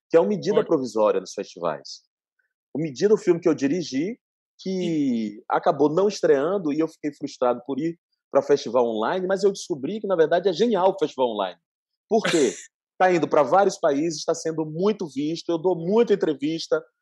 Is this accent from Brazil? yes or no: yes; Salvador, Bahia, Brazil; Eu tinha feito uma tour linda por Salvador, minha terra, em 2019, no fim do ano, eu fiz 18 escolas em cinco dias presencialmente.